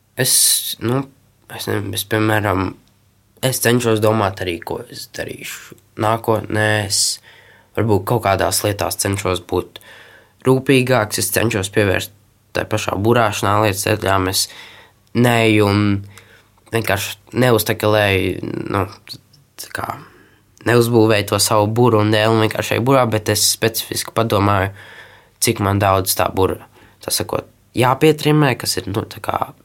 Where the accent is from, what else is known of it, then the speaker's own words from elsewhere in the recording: Latvia; also born or lived in Tenerife, Spain; es esmu latvietis